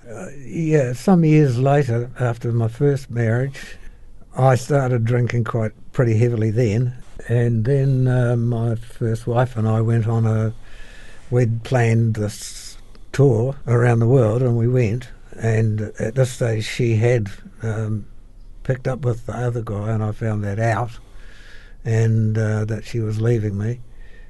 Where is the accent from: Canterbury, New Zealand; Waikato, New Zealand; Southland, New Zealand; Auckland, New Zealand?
Canterbury, New Zealand; Christchurch; also born or lived in Nelson, New Zealand; I moved to Christchurch with my family when my father, who was a meteorologist, transferred to Christchurch from Nelson